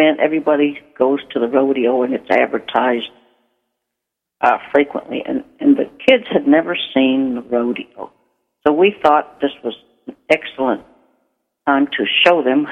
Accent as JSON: {"language": "English", "region": "Maine", "country": "United States", "tie": "born or raised there", "said": "I grew up in Maine"}